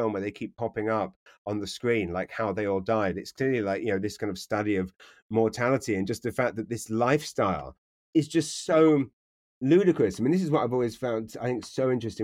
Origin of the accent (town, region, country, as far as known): London, United Kingdom; born or raised there; moved away as an adult; also born or lived in Taplow, Berkshire; now in New Brunswick, Canada